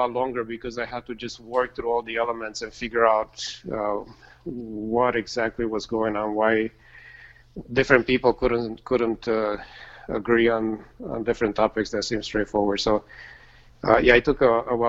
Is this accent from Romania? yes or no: yes; Romania; moved away; I grew up in Romania